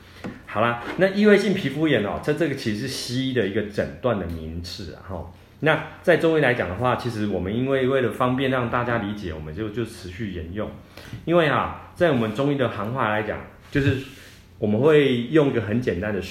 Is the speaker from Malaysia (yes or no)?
no; Taiwan; 我们台湾人哦很喜欢吃这些重口味的啊，哦烧烤的啦，那辛辣的啊。